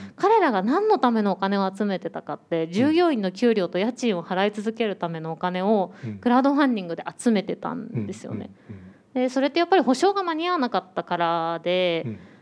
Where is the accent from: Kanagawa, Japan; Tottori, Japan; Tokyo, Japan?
Tokyo, Japan; 私も東京生まれ東京育ちで